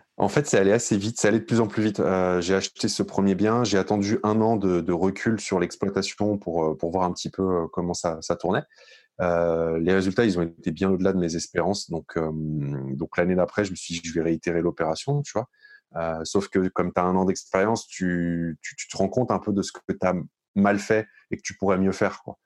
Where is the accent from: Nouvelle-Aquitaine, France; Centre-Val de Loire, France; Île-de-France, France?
Île-de-France, France; Paris region; moved away as an adult; now in Bordeaux, France; moi, je suis originaire de la région parisienne. Euh, je suis né, j'ai grandi et vécu euh, jusqu'à mes 30 ans euh, en, un, peu dans, enfin, euh, un peu à Paris et puis beaucoup dans les Hauts-de-Seine